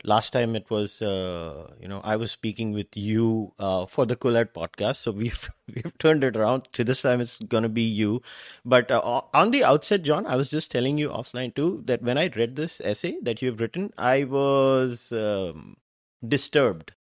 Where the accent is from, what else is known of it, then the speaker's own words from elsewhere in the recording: India; now in Canada; as an Indian